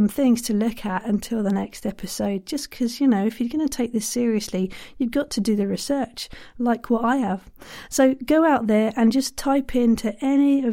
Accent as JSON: {"language": "English", "country": "Ireland", "said": "I'm too Irish"}